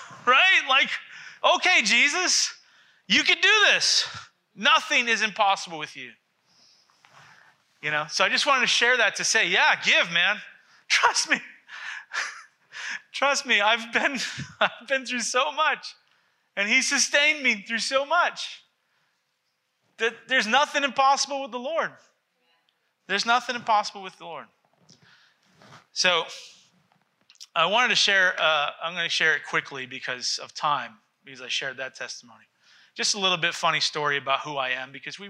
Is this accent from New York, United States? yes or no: no; Massachusetts, United States; I grew up in Massachusetts